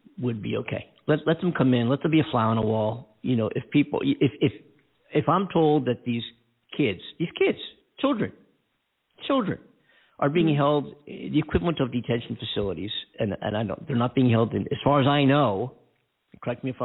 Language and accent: English; United States; We are America. We are the American citizens